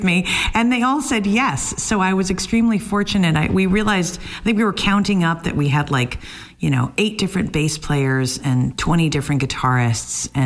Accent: New Jersey, United States; moved away as an adult; now in Boston, United States; So I am from New Jersey originally, but I've been in Boston for about 18 years

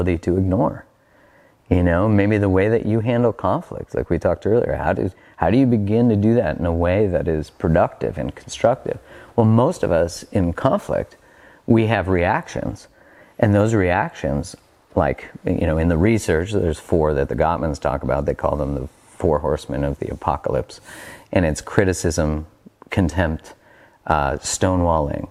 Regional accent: Canada; I'm Canadian

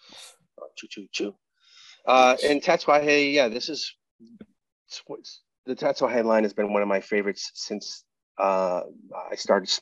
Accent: Fall River, Massachusetts, United States; moved away; I grew up in Massachusetts. I grew up in Fall River, Massachusetts

